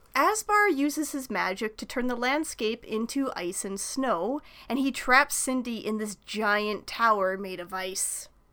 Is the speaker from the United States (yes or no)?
no; Canada; being Canadian, or at least, you know, in, in, in my part of Canada